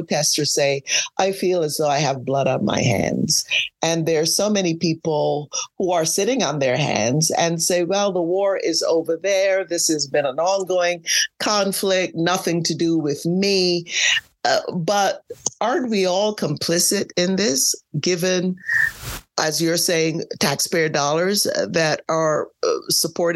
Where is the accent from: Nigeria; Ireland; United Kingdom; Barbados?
Barbados; I'm from Barbados. We're a very small island